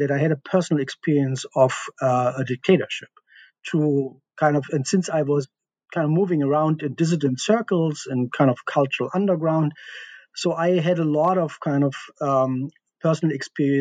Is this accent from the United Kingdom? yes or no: no; East Germany, Germany; I grew up in East Germany behind the Iron Curtain.